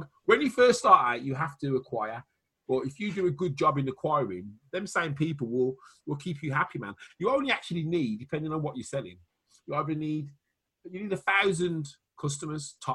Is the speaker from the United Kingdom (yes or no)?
yes; Wales, United Kingdom; accent: Welsh; my Welsh accent